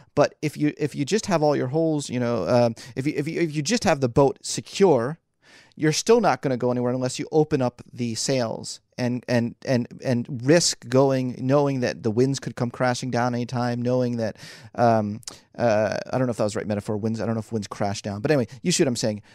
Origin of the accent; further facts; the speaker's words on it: Philadelphia, Pennsylvania, United States; moved away as an adult; also born or lived in New York City; I was born and raised in Philly